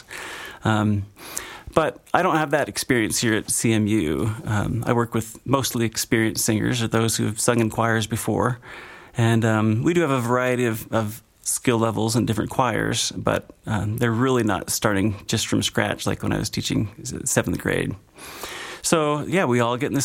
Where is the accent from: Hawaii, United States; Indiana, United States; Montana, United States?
Montana, United States; Great Falls; moved away as an adult; also born or lived in Utah / West Virginia; now in Grand Junction, United States; I was born in Great Falls, Montana, kind of just due north of here, but not far from the mountains